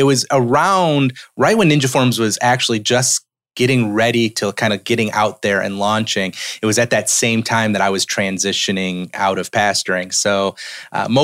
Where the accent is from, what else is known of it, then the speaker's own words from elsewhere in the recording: upstate New York, United States; moved away as an adult; now in Tennessee, United States; I was from New York, upstate New York is where I'm from.